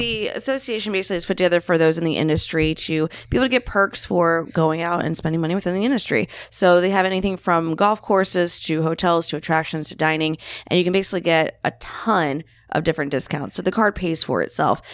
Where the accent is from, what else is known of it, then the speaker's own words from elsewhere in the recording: Florida, United States; I'm from Florida